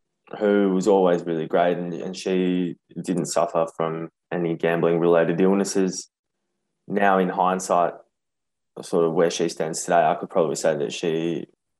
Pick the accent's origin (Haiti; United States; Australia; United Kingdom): Australia; Brighton; I grew up in Brighton, and there was a local TAB around the corner from my house